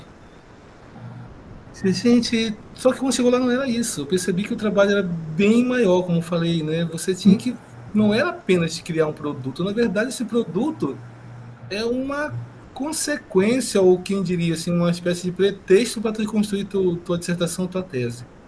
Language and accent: Portuguese; Parintins, Amazonas, Brazil; Sou aqui do interior do Amazonas, Parintins